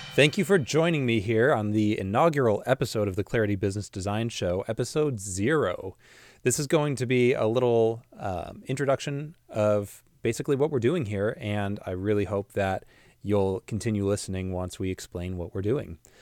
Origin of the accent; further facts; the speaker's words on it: Washington, United States; also born or lived in Illinois; I'm from the Midwest, from Illinois, but was raised here in the Pacific Northwest in Washington State, spent majority of my life here